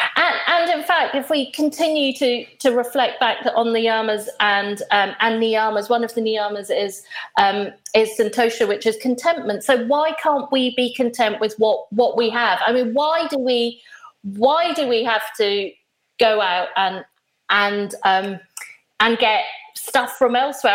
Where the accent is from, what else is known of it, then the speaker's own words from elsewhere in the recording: Nairobi, Kenya; moved away; as a small child, I I grew up in in Kenya, and I used to go to school every day